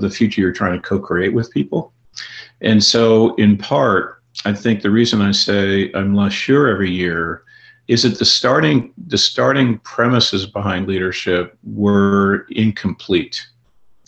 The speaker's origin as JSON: {"language": "English", "country": "Canada", "tie": "born or raised there", "moved": "yes", "lives_now": "United States", "said": "I grew up in Canada and live in the United States"}